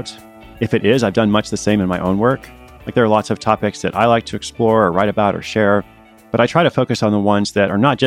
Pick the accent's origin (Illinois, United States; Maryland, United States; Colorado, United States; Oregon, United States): Oregon, United States; Portland; her hometown of Portland, Oregon. Hey, that's my hometown too.